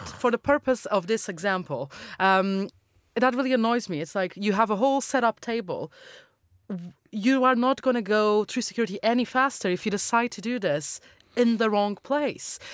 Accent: Madeira, Portugal; moved away; my hometown in, uh, Madeira

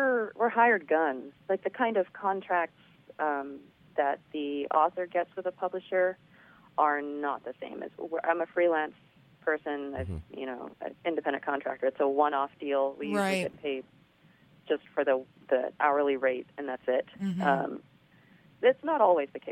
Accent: Los Angeles, California, United States; I grew up in the San Gabriel Valley of Los Angeles, which is super, super Asian.

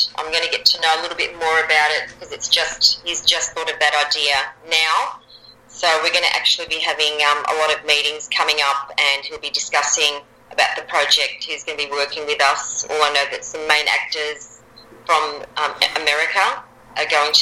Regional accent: Australia; also born or lived in Germany; we arrived in Australia when I was about 18 months old.

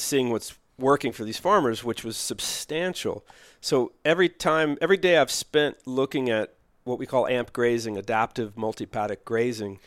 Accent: Louisville, Kentucky, United States; moved away as an adult; also born or lived in Los Angeles; Born in Louisville, Kentucky

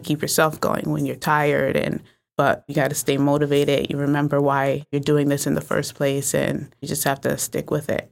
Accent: New Haven, Connecticut, United States; I'm from New Haven

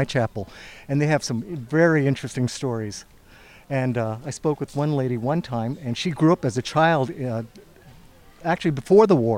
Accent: San Francisco, California, United States; moved away as an adult; now in Lincoln, United States; I was born in San Francisco

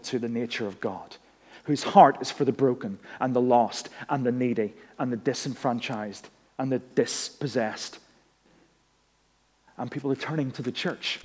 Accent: Northern Ireland, United Kingdom; moved away as an adult; we went back home to Northern Ireland. Some people knew that because they could tell that my accent had been recharged.

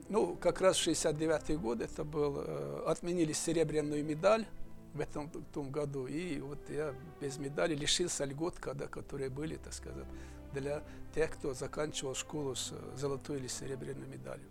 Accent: Dagestan, Russia; Russian is a second language; Родился я уже давно, в Дагестане, в горном ауле. До пятого класса учился в этом ауле.

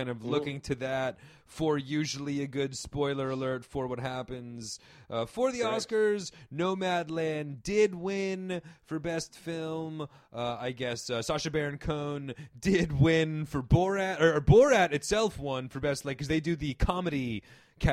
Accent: Paramus, New Jersey, United States; born or raised there

